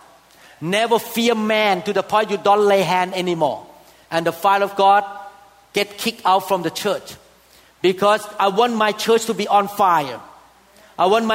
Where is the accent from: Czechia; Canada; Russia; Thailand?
Thailand; moved away; I came from Thailand. And I know that Thailand people worship idols big time